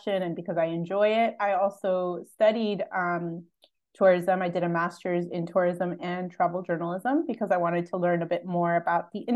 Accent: New Jersey, United States; moved away as an adult; now in Budapest, Hungary; I'm originally from New Jersey

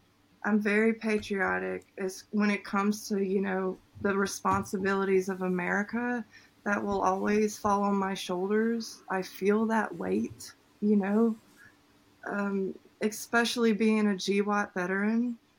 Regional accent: United States; But what roots me to it is definitely my service, the fact that I'm American.

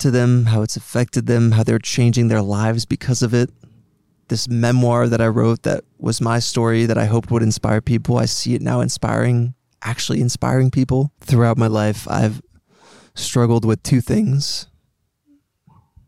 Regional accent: Greenwich, Connecticut, United States; also born or lived in Paris, France / Montreal, Canada / New York; when I was 7 years old, my family and I moved from Paris, France to Greenwich, Connecticut in the US

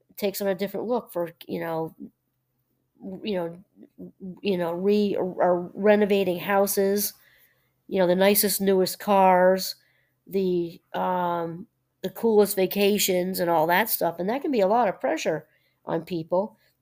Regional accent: New Paltz, New York, United States; moved away; I'm originally from New York, and that's, and New Paltz, about an hour out of Manhattan

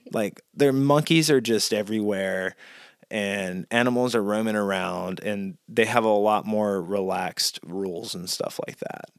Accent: Mississippi, United States; growing up in Mississippi, mosquitoes are big there

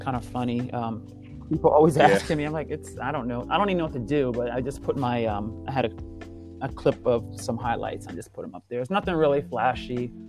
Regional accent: Delaware, United States; moved away as an adult; I'm from the East Coast. I'm from Delaware.

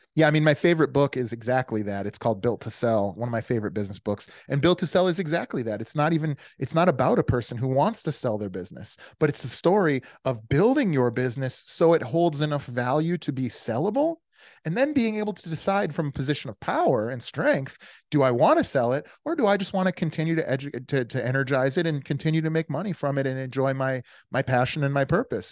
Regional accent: Des Plaines, Illinois, United States; also born or lived in Virginia / Naperville, Illinois; I grew up outside of Chicago in a place called Des Plaines, and then again, again in a place called Naperville

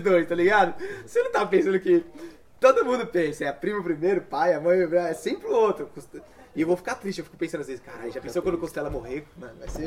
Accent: São Paulo, Brazil; moved away as an adult; also born or lived in João Pessoa; saí de São Paulo, fui para morar em João Pessoa, com 24 anos

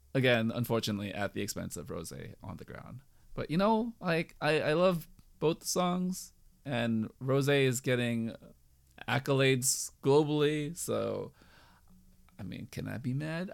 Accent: United States; also born or lived in California

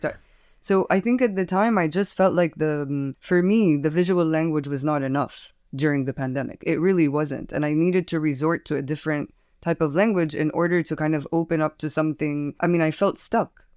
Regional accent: Palestine; now in Beirut, Lebanon; I'm a curator from Palestine

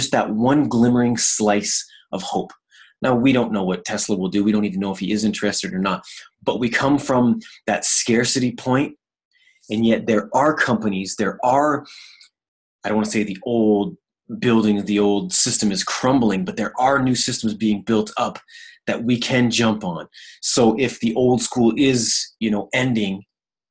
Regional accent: East Coast of Canada, Atlantic Canada, Canada; moved away; also born or lived in Ontario; I grew up on the East Coast of Canada. I was born out there.

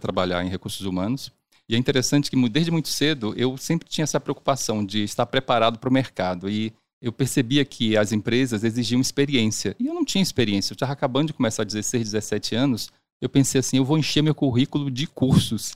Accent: Salvador, Bahia, Brazil; also born or lived in Siriri, Sergipe; now in São Paulo, Brazil; Eu nasci em Siriri, Sergipe, na né, interior de Sergipe. E com seis meses e a, com a minha família inteira, nós mudamos para Salvador

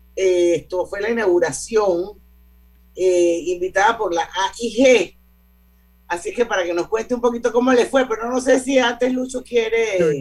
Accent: Panama; Como panameña

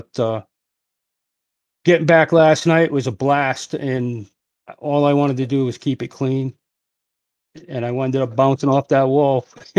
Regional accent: Henderson, Nevada, United States; I'm from Henderson, Nevada. Moved out here 6 years ago.

